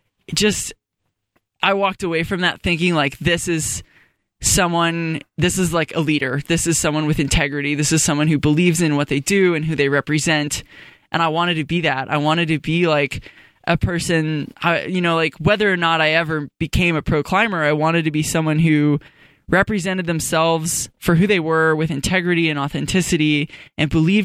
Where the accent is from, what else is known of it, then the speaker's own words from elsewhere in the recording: Fort Collins, Colorado, United States; I grew up in Fort Collins in Colorado.